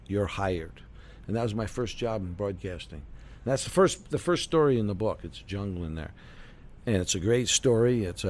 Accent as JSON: {"language": "English", "town": "New York City", "region": "New York", "country": "United States", "also_born_or_lived": "Miami / Chicago", "moved": "as an adult", "said": "I'm originally from New York City."}